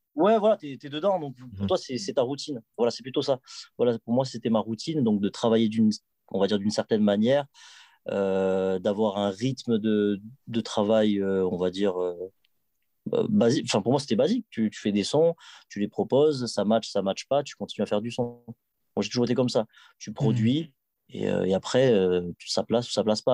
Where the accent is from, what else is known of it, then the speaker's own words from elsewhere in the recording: Toulouse, Occitania, France; j'étais de Toulouse